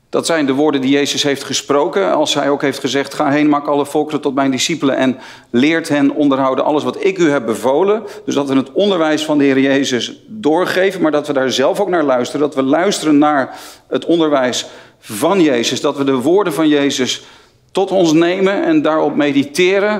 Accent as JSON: {"language": "Dutch", "area": "near Haarlem", "region": "North Holland", "country": "Netherlands", "said": "Ik, eh, ik kom uit de buurt van Haarlem, niet zo ver van Amsterdam vandaan."}